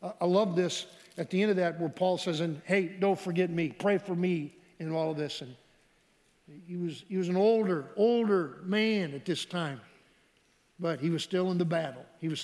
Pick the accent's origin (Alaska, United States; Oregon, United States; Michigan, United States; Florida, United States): Michigan, United States; we grew up in Michigan